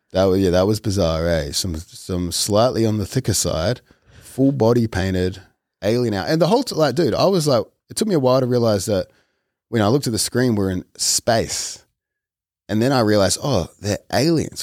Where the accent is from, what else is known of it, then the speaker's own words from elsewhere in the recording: Australia; moved away; as an Australian amongst Americans